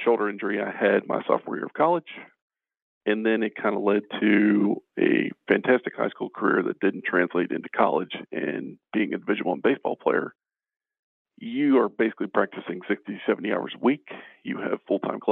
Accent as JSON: {"language": "English", "town": "Baltimore", "region": "Maryland", "country": "United States", "tie": "born or raised there", "said": "born and raised in Baltimore City, Northeast Baltimore City"}